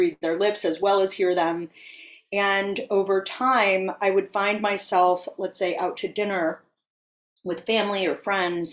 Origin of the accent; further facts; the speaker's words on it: San Francisco Bay Area, East Bay, California, United States; now in New York City, United States; I was born and raised in the San Francisco Bay Area in the East Bay